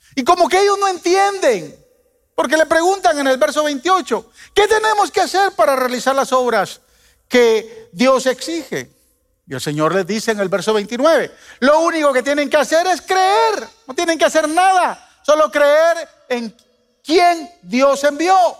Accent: Guatemala; Yo de niño en Guatemala

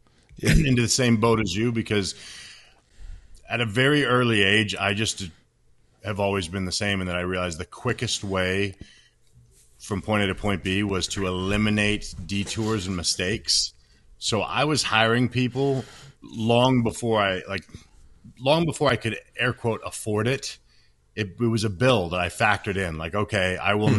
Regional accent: Washington, United States; I was born in Washington State

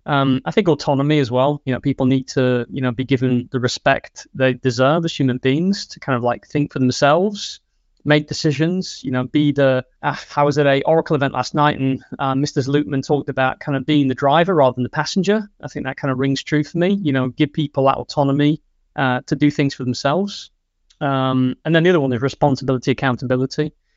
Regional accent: England, United Kingdom; moved away as an adult; now in Sweden; I am from England. I've been living in Sweden for seven years now.

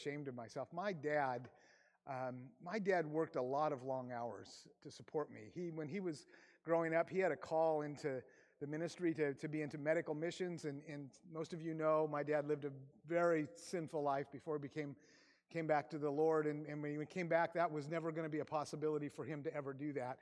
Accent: Aberdeen, Washington, United States; moved away as an adult; I grew up in Grace Harbor in Aberdeen, Washington

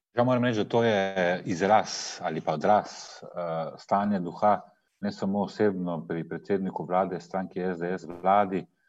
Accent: Slovenia; smo Slovenci

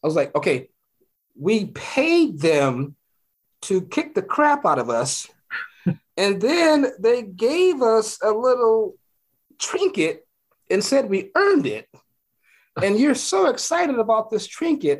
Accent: Los Angeles, California, United States; growing up in South Central, my whatever house I lived in or apartment

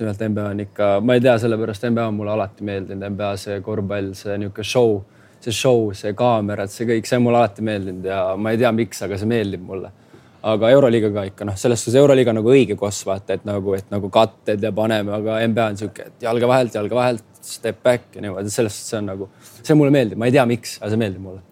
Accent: Tallinn, Harju County, Estonia; now in Pesaro, Italy; küsis, kust sa pärit oled. siis ma ütlesin Tallinnast.

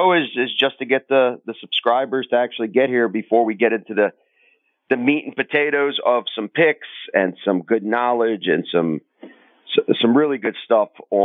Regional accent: Crimea, Ukraine; born or raised there; now in Baltimore, United States

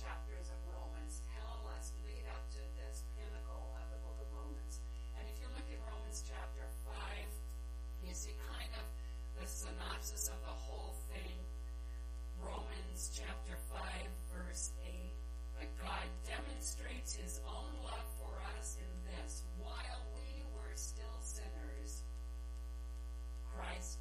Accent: Yakima, Washington, United States; I'm from Yakima, so I don't live very far away from here, and I was born and raised there

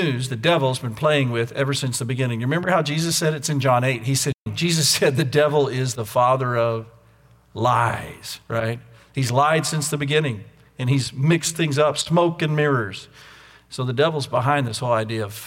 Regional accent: United States; accent: American English; now in Austin, United States; I'm an American and I speak American English and not British English

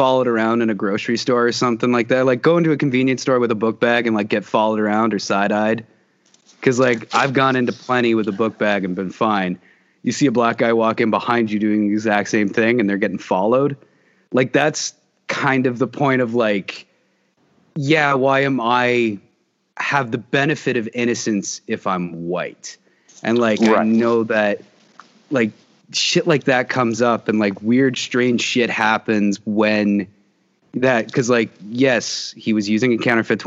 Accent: Canada; as us as Canadian citizens

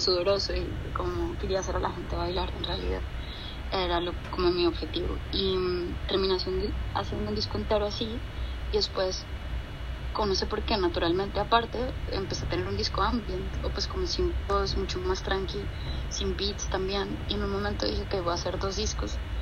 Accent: Bogotá, Colombia; moved away as an adult; also born or lived in Boston, United States; now in New York, United States; yo soy de Bogotá originalmente y mm, nací y crecí en Bogotá. Me fui a los 19 años a Estados Unidos

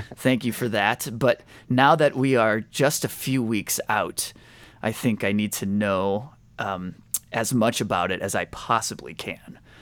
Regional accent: Indiana, United States; we grew up in Indiana

